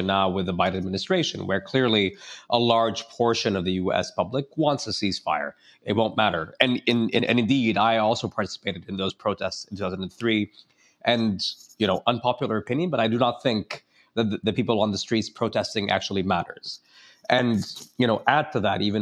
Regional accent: United States; as an American

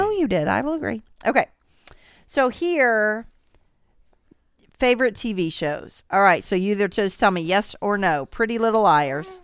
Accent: Southern Indiana, United States; I'm obviously from Southern Indiana

